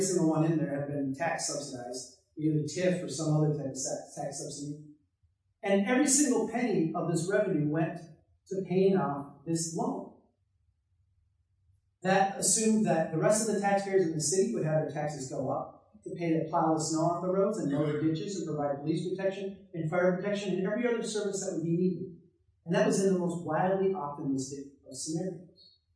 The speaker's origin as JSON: {"language": "English", "town": "Brainerd", "region": "Minnesota", "country": "United States", "tie": "born or raised there", "said": "I live in a small town in central Minnesota. I uh, grew up on the farm homestead of my great great grandparents."}